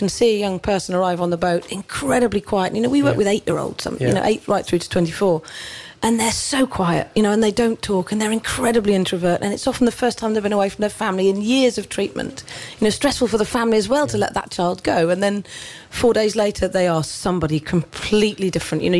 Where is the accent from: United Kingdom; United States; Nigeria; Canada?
United Kingdom; Derbyshire, East Midlands; now in Isle of Wight, United Kingdom; growing up in Derbyshire and being a sailor